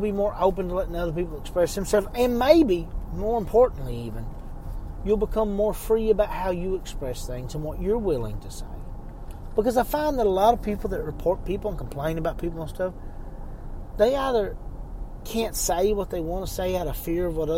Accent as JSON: {"language": "English", "region": "Eastern Kentucky", "country": "United States", "said": "I'm from Eastern Kentucky"}